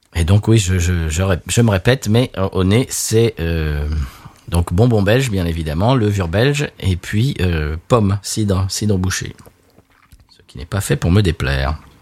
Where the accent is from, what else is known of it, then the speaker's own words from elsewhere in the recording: France; now in United States; On vit aux États-Unis, mais on est français